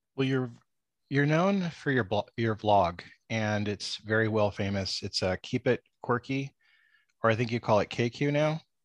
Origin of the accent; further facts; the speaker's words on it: San Diego, California, United States; where I grew up in San Diego